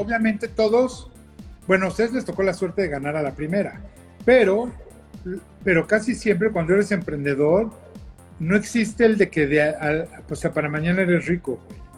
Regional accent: Mexico; somos mexicanos

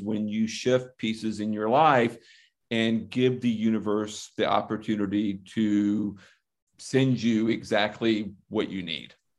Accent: the Panhandle of Florida, United States; I grew up basically in the Panhandle of Florida

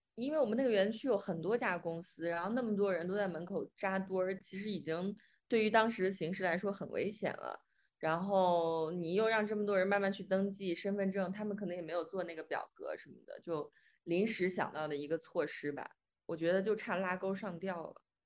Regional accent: Xi'an, Shaanxi, China; 我老公是武汉的，我是西安的

